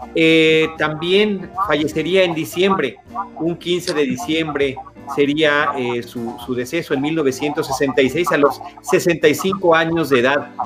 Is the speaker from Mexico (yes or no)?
yes; Mexico